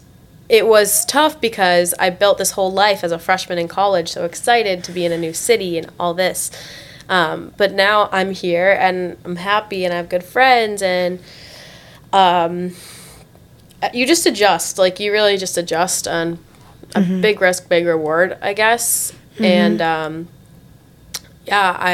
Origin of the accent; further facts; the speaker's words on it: South Florida, United States; also born or lived in Tampa, Florida; I grew up here in South Florida